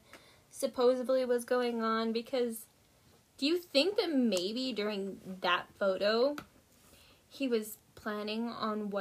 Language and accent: English; Nevada, United States; now in Montana, United States; I grew up in Nevada